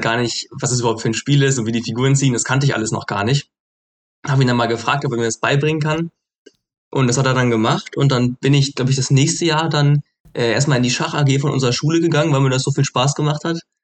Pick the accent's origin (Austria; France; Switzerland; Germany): Germany; Hamburg; moved away as an adult; now in Frankfurt, Germany; ich komme ja ursprünglich aus Hamburg, aber bin jetzt gerade in Frankfurt